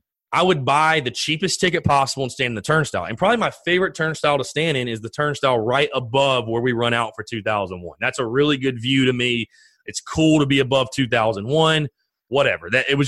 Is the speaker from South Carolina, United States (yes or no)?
yes; North Augusta, South Carolina, United States; I grew up in North Augusta, South Carolina, right there on the border between South Carolina and Georgia.